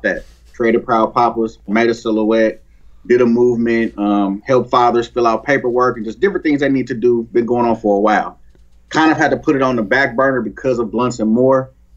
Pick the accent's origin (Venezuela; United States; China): United States; Oakland, California; I grew up in Oakland, the community I grew up, I'm 40